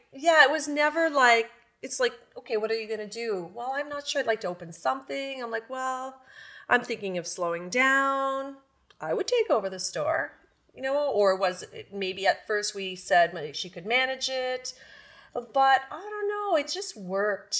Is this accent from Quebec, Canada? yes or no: yes; Campbell's Bay, Quebec, Canada; also born or lived in Pembroke, Ontario; now in Renfrew, Canada; I'm originally from the Quebec side. I'm from Camel's Bay, but lived in Pembroke for, I guess, over forty years.